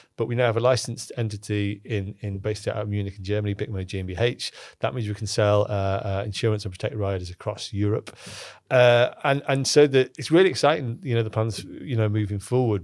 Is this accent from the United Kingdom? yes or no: yes; Cockermouth, North West England, United Kingdom; I'm from Cockermouth, um, where I spent most of my life was in Cockermouth in the Lake District.